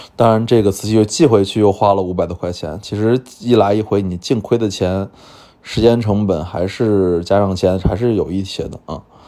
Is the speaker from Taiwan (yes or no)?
no; China; 我们中国人